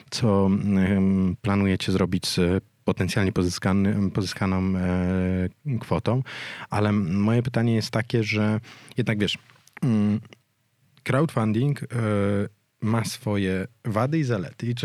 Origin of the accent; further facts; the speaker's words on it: Warsaw, Masovian Voivodeship, Poland; jestem warszawianką z urodzenia.